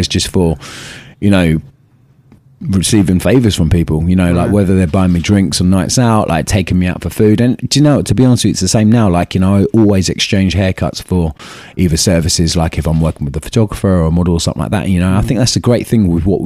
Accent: Maidstone, South East England, United Kingdom; moved away as an adult; also born or lived in North London; now in London, United Kingdom; originally, I'm from Maidstone, Kent, which is, I'd say, it's probably about an hour away from London, down south. And yeah, that's where I was born and bred

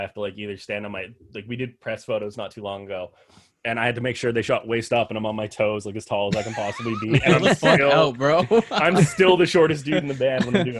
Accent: Edmonton, Alberta, Canada; they're Vancouver, we're Edmonton.

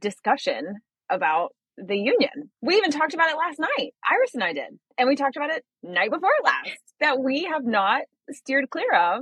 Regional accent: the South, United States; I'm from the South.

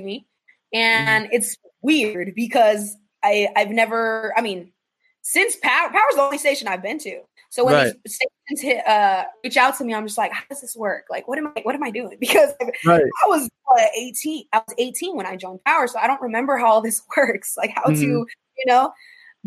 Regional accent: Chandler, Arizona, United States; I'm from Chandler, born and raised. I went to Chandler High School

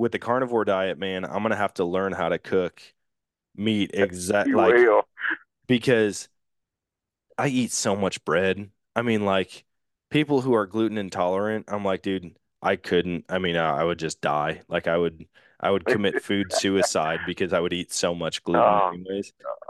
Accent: Wisconsin, United States; No cheese. And I'm like, dude, I'm from Wisconsin, man.

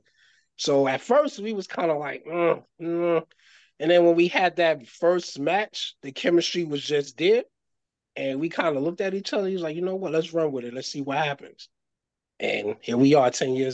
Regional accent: New York City, New York, United States; also born or lived in Bridgeport, Connecticut; We was from the same neighborhood growing up in the Bronx.

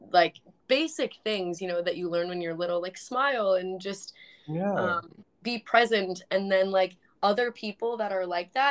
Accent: United States; I'm 26 and from the United States

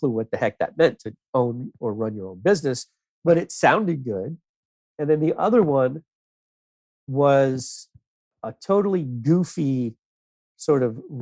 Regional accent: South Florida, United States; I grew up in South Florida

